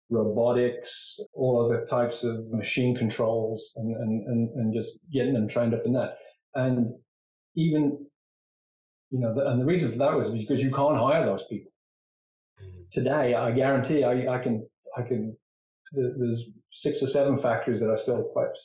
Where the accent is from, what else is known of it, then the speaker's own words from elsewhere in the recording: England, United Kingdom; moved away as an adult; now in United States; I think I told you that I came over from England. One of the reasons I left England was engineering and manufacturing was just in decline, and I saw a limited future there.